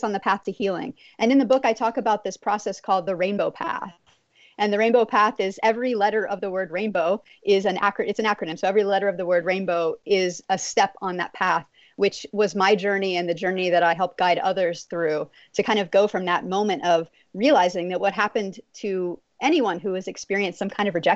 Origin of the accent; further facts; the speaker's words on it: Texas, United States; I grew up in Texas